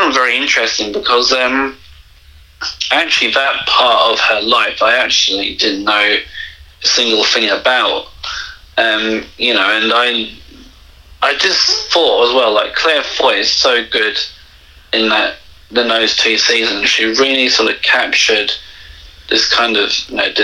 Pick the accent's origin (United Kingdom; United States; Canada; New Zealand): United Kingdom; England; moved away; I grew up in England